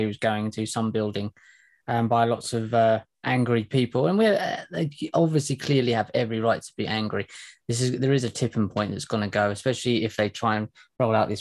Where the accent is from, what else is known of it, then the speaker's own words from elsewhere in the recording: England, United Kingdom; us as English people, as British people